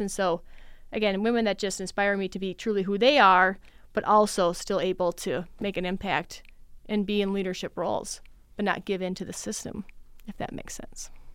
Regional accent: Litchfield, Minnesota, United States; now in Mankato, United States; I am originally from Litchfield

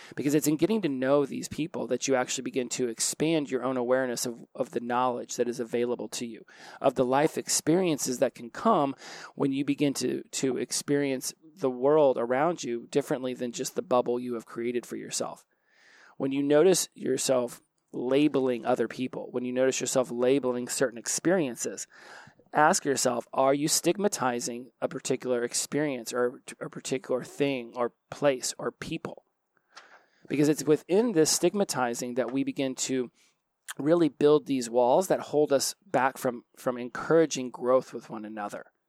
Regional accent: Oklahoma, United States; I'm from Oklahoma

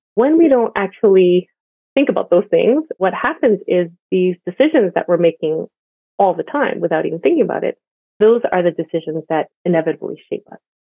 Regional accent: Montreal, Quebec, Canada; moved away as an adult; also born or lived in Vancouver; now in Toronto, Canada; I grew up in Montreal and I've been part of the Korean immigrant church forever

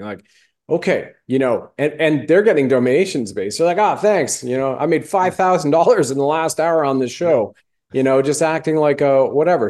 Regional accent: Canada; I was born in Canada

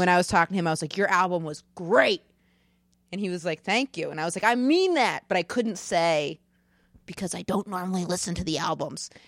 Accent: Maine, United States; moved away; I'm from Maine

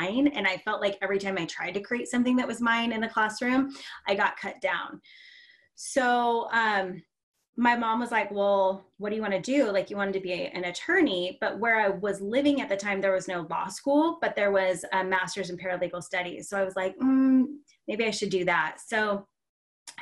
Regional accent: Seattle, Washington, United States; born and raised in Seattle

